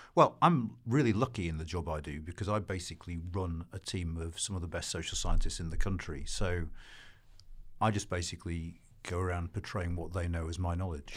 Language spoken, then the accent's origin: English; Wakefield, Yorkshire and the Humber, United Kingdom; born or raised there